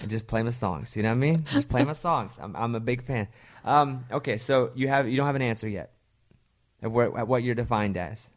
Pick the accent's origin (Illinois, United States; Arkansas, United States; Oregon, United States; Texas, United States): Arkansas, United States; moved away; I grew up in Arkansas